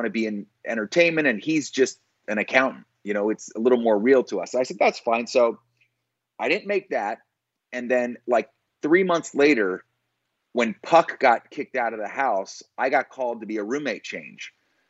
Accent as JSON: {"language": "English", "town": "Satellite Beach", "region": "Florida", "country": "United States", "tie": "born or raised there", "also_born_or_lived": "Philadelphia", "said": "I was born in Philly. I grew up in Philly till third grade. My dad was in the military. My mom was a nurse. So we bounced around a little bit. I ended up in a small city in Florida called Satellite Beach."}